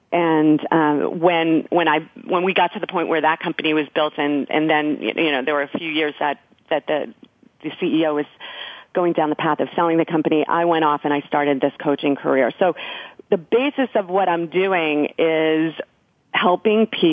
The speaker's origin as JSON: {"language": "English", "region": "New York", "country": "United States", "also_born_or_lived": "Silicon Valley / Denver", "moved": "as an adult", "said": "I'm a New Yorker. I moved out west"}